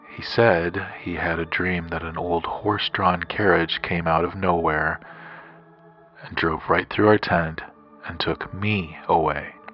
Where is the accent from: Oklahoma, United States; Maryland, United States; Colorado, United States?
Colorado, United States; Grand Junction; I'm from Grand Junction, Colorado